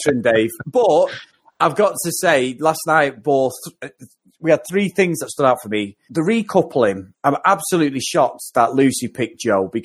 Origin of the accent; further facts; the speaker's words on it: Manchester, North West England, United Kingdom; I live in Manchester and I've grown up all my life